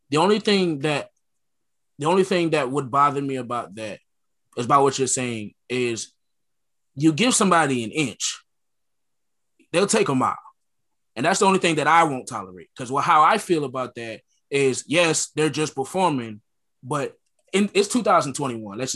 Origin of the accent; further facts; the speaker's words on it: Connecticut, United States; I was kind of born and raised in Connecticut